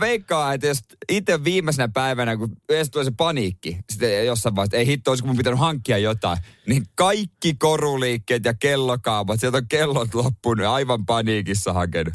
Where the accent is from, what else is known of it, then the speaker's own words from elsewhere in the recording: Seinäjoki, South Ostrobothnia, Finland; moved away; kotikonnuilla seinäjoella